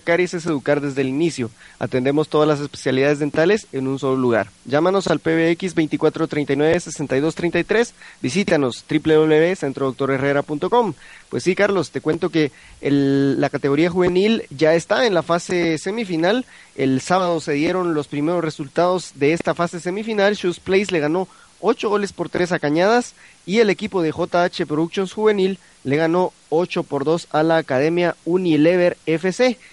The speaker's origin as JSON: {"language": "Spanish", "country": "Guatemala", "said": "nosotros eh, como guatemaltecos"}